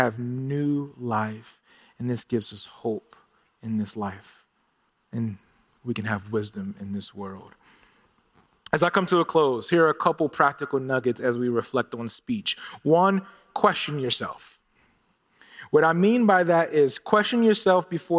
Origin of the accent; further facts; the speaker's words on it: Philadelphia, Pennsylvania, United States; now in Phoenix, United States; I'm originally from Philadelphia